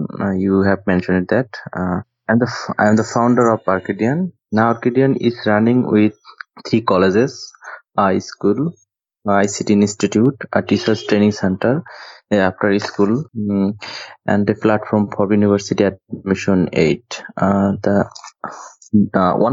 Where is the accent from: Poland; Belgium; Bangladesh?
Bangladesh; I am from Bangladesh, and I have been working with Bangladeshi rural education for 5 years. The truth fact is that at the age of 18, I established a college in my hometown.